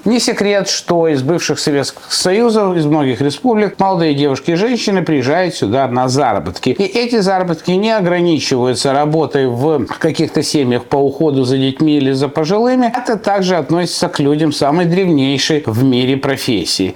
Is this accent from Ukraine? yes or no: yes; Odesa, Odesa Oblast, Ukraine; now in United States; Я родился в Одессе, мы там все разговариваем руками